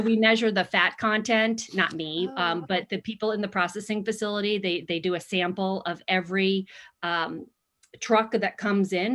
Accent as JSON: {"language": "English", "area": "Long Island", "region": "New York", "country": "United States", "tie": "born or raised there", "moved": "as an adult", "lives_now": "Arizona, United States", "said": "I'm also from Long Island"}